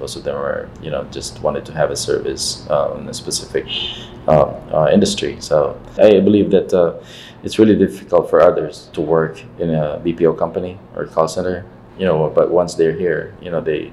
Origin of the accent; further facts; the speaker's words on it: Philippines; me as a Filipino